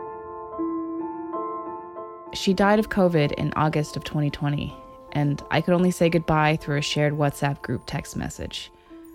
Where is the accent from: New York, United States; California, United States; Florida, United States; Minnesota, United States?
California, United States; Santa Cruz; I grew up in Santa Cruz